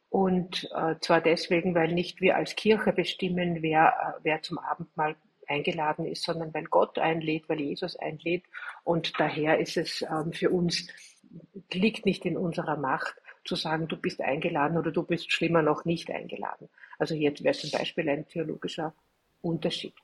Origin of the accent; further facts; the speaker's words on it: Austria; bei uns in Österreich